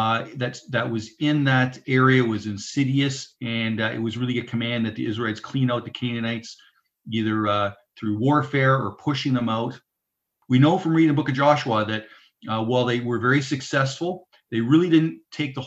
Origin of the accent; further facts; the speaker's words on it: Southern Ontario, Canada; now in Saskatchewan, Canada; I grew up in Southern Ontario myself